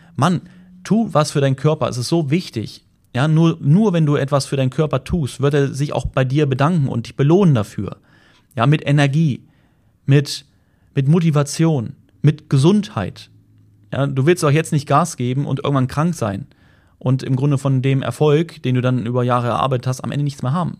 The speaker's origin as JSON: {"language": "German", "country": "Germany", "said": "bei uns in Deutschland"}